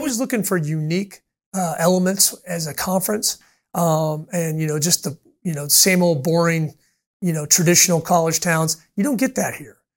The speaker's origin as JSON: {"language": "English", "town": "Kansas City", "country": "United States", "tie": "born or raised there", "moved": "yes", "lives_now": "Orlando, United States", "said": "I grew up in Kansas City"}